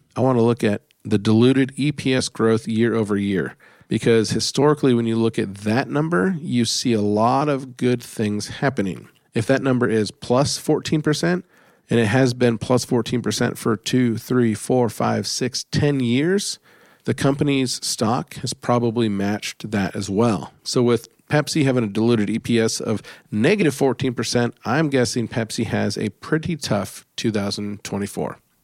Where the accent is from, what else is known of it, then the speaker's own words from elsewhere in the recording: United States; as an American